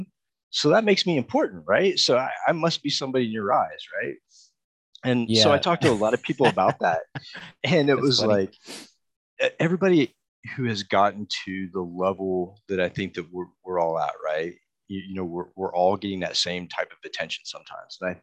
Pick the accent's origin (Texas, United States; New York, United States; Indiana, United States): Texas, United States; I'm from Texas too. We call it frijoles. I'm from Texas.